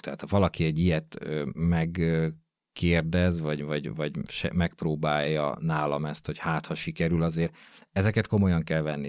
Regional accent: Gödöllő, Pest, Hungary; én gödöllői vagyok, illetve Gödöllön nőttem föl

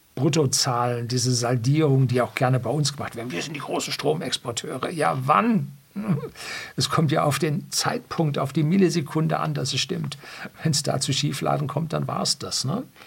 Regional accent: Germany; bei uns in Deutschland

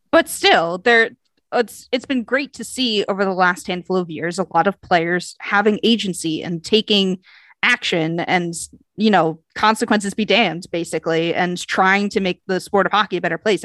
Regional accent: United States; I am American

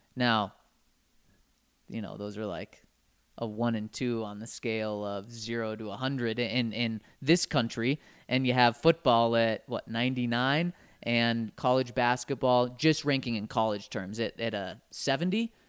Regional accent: Denver, Colorado, United States; growing up in Denver, I just viewed all the schools in kind of a different class

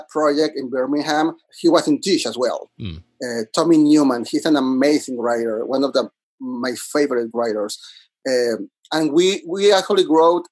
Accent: Monterrey, Nuevo León, Mexico; English is a second language; moved away as an adult; now in New York City, United States; I'm originally from Monterrey, Mexico

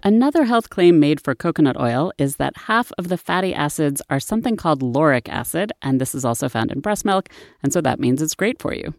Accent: Massachusetts, United States; my home state of Massachusetts

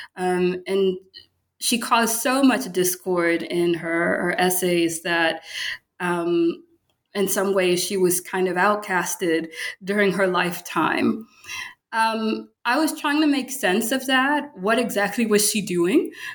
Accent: Baton Rouge, Louisiana, United States; moved away as an adult; also born or lived in Michigan / Pennsylvania; now in Memphis, United States; I'm from Louisiana, um, Baton Rouge, Louisiana

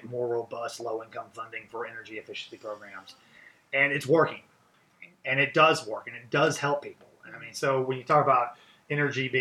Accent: Webster County, Missouri, United States; we both come from the same county

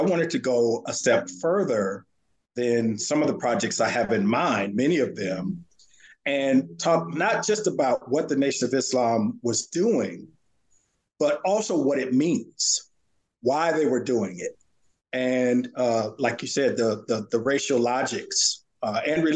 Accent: Santa Ana, California, United States; born or raised there; moved away as an adult; also born or lived in Virginia / Houston, Texas

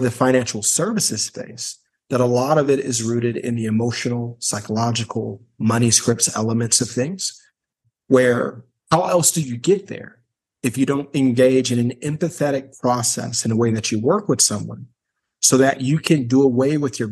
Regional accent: Gary, Indiana, United States; I'm from Gary, Indiana

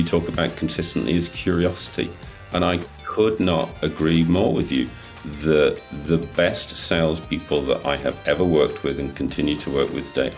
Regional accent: United Kingdom; we're British

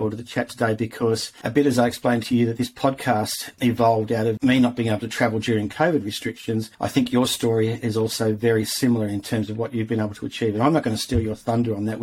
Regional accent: Tamworth, New South Wales, Australia; moved away; I spent a bit of time growing up in Tamworth

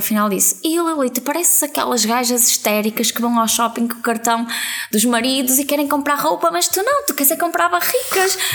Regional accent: Vila Nova de Gaia, Norte, Portugal; nós somos de Gaia

